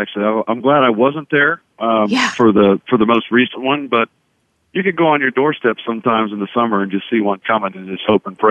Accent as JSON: {"language": "English", "town": "Charlotte", "region": "North Carolina", "country": "United States", "tie": "born or raised there", "also_born_or_lived": "Moore, Oklahoma", "said": "That's right. My dad was in the radio business. We moved from the Midwest and Moore, Oklahoma, which is outside of Norman, Oklahoma, to Charlotte."}